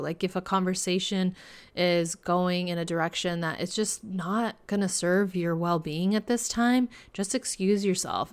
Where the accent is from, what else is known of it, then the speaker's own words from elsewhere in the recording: California, United States; my home state of California